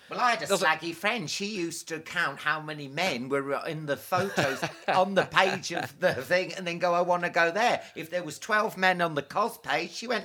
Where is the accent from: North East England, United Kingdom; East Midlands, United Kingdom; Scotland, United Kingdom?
Scotland, United Kingdom; Clydebank; Clydebank, just outside Glasgow.